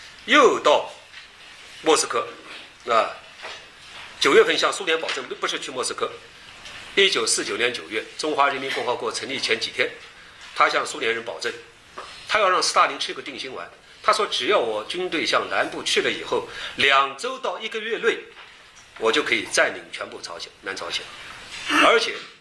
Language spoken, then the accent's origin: Chinese; China; 我们中国人